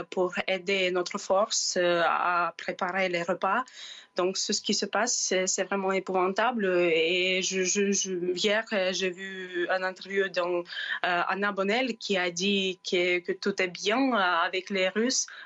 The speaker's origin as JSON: {"language": "French", "town": "Chernihiv", "region": "Chernihiv Oblast", "country": "Ukraine", "said": "Moi, personnellement, je suis originaire de Tchernihiv. Euh, c'est une ville au nord euh, de l'Ukraine"}